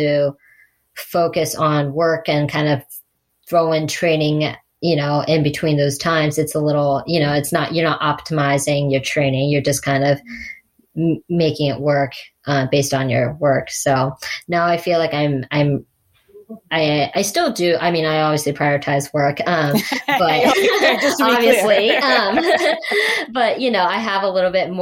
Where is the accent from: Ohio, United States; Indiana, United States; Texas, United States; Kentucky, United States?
Ohio, United States; it was my hometown race in 70.3